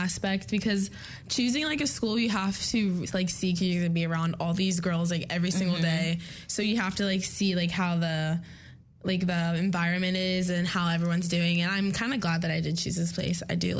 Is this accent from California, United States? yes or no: no; Ohio, United States; moved away as an adult; I'm from Ohio, so there's not, you know, there's not many things out there.